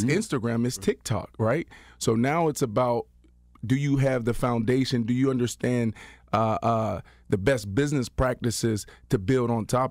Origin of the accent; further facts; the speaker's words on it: Pittsburgh, Pennsylvania, United States; I'm from Pittsburgh. I'm from Pittsburgh.